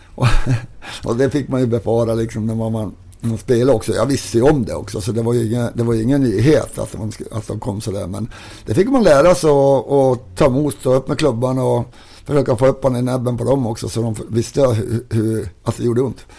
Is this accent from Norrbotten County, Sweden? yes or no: yes; Kiruna, Norrbotten County, Sweden; also born or lived in Salmi; när jag växte upp i Kiruna